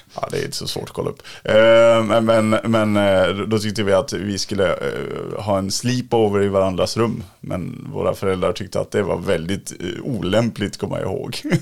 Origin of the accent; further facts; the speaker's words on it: Dalarna County, Sweden; now in Stockholm, Sweden; Jag bor ju också i Stockholm, men jag kommer från Dalarna